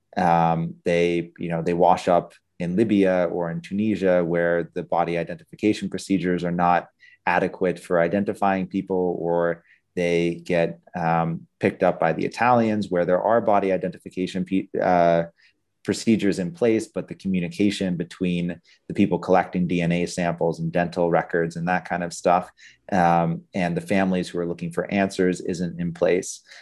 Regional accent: Pittsburgh, Pennsylvania, United States; growing up in Pittsburgh, Pennsylvania

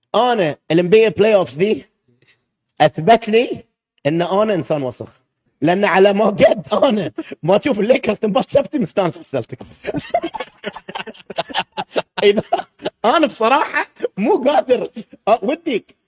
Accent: Kuwait; أنا كويتي أسكن هني

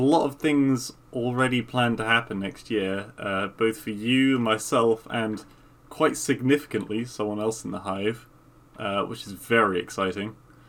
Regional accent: England, United Kingdom; I'm English

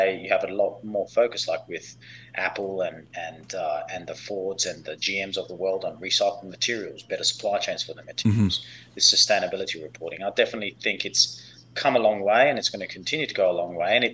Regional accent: Perth, Western Australia, Australia; moved away as an adult; now in United States; I grew up in Perth, Western Australia

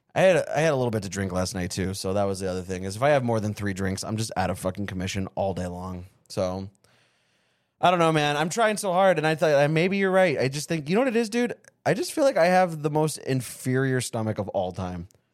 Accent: Avondale, Arizona, United States; also born or lived in California; From the fifth grade to the eighth grade, I grew up in Avondale, Arizona

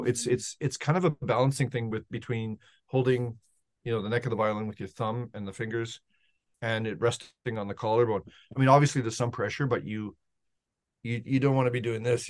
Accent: Edmonton, Alberta, Canada; I grew up in Edmonton, Alberta

